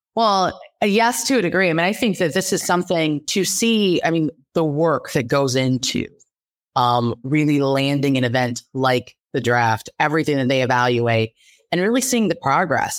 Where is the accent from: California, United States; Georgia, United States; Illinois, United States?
California, United States; Los Angeles; now in Detroit, United States; I'm originally from Los Angeles, and I moved to Detroit in, uh, twenty ten